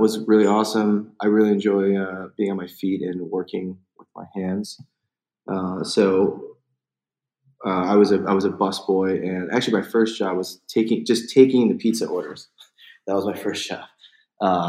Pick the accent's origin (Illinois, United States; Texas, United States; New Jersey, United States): Illinois, United States; Chicago; moved away; I grew up in the Chicagoland area, just in the suburbs of Chicago. I was born there